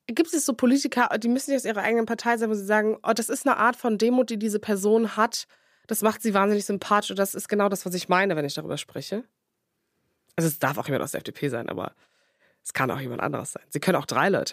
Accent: Cologne, North Rhine-Westphalia, Germany; als Kölnerin

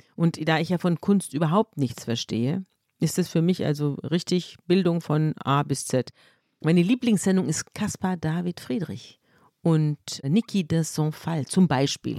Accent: Munich, Bavaria, Germany; ich komme aus, aus München und ich bin praktisch mit der Schweiz und Österreich im Rücken aufgewachsen

